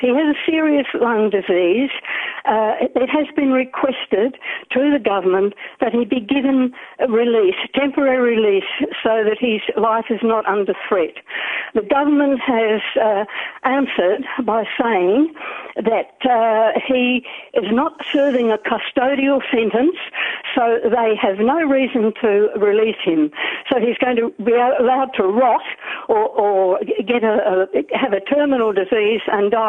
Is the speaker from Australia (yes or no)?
yes; Australia; now in New Zealand; Look, I'm ringing from New Zealand. I'm an Australian.